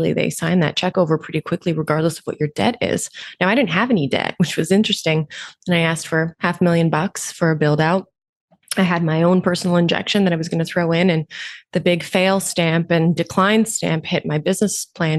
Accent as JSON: {"language": "English", "country": "Romania", "tie": "born or raised there", "also_born_or_lived": "Canada", "moved": "yes", "lives_now": "Toronto, Canada", "said": "I was born in Romania, communist country. Parents were refugees, moved to Canada."}